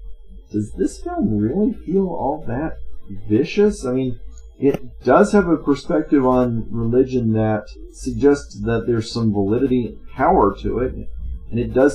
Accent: the South, United States; some of the stuff that I see in the South, growing up in the South.

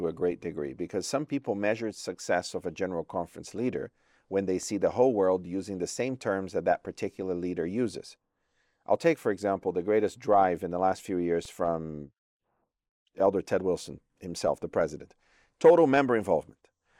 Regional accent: Brazil; born there; Although I was born in Brazil, my home division is the Trans-European Division.

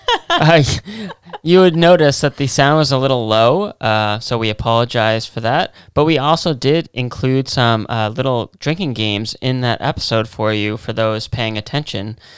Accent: Massachusetts, United States; we're from Massachusetts

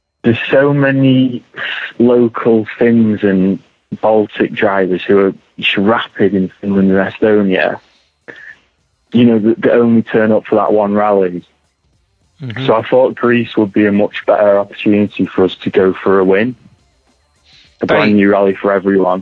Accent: Manchester, North West England, United Kingdom; accent: Manc; a young kid with a manic accent

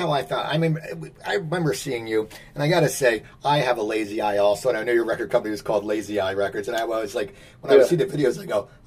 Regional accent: New Jersey, United States; moved away as an adult; also born or lived in Los Angeles, United States; I grew up in New Jersey. I lived in LA for 20 odd years. I just moved back to New Jersey

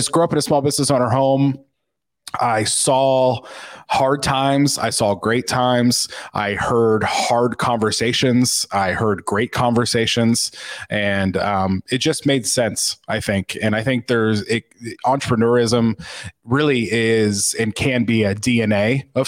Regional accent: Kokomo, Indiana, United States; I grew up exactly where I am right now, in Kokomo, Indiana

